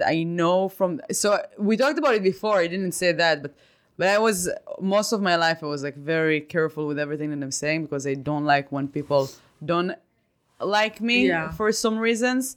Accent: Kfar Yavetz, Central District, Israel; moved away; also born or lived in New York; I grew up in Kfar Yavet, still I was 8, surrounded by Taibe, Kalansawa, and Tira

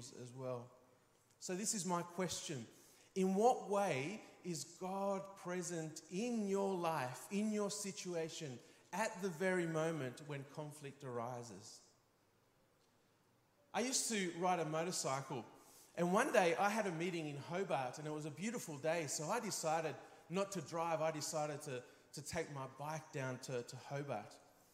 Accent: Spain; growing up in Spain, being a very physical culture

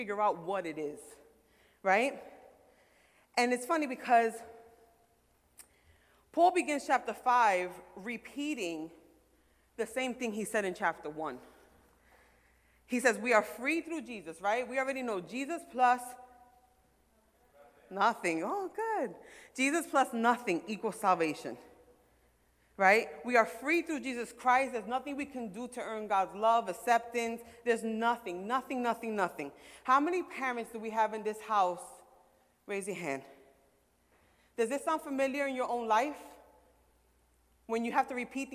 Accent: New York City, New York, United States; I'm from Brooklyn

